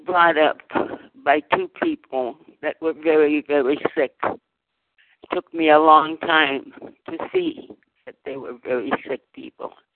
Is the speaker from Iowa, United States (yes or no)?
no; Fresno, California, United States; now in Southern California, United States; I was born in Fresno, California, of migrant farm worker parents in the fields of the San Joaquin Valley